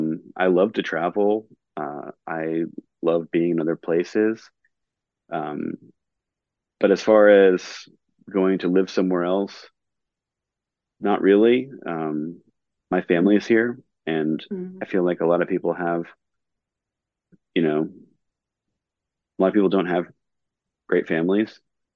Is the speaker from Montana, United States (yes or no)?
no; Raleigh, North Carolina, United States; also born or lived in New Jersey / California; Like, I was born in New Jersey, grew up in California, ended up growing up in Raleigh, like from about when we met in middle school.